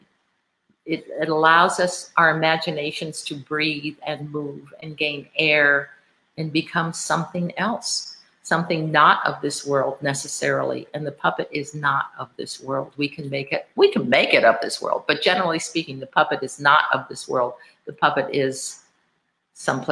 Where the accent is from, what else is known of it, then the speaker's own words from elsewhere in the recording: Honolulu, Hawaii, United States; moved away as an adult; I'm originally from Honolulu